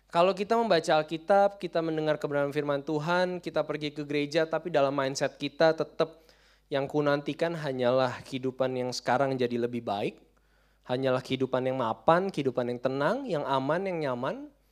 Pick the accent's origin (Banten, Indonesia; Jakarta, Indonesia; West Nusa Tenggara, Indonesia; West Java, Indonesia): Jakarta, Indonesia; kita orang Jakarta